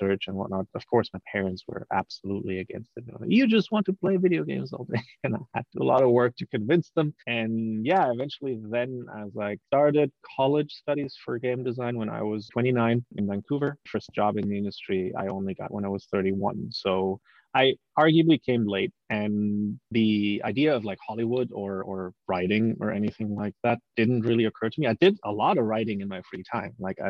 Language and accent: English; Germany; moved away; I'm from Germany originally. We obviously have a very, very rich fairy tale culture back there